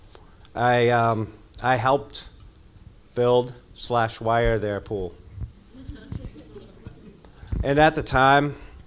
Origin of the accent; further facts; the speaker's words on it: Massachusetts, United States; I grew up down in Mass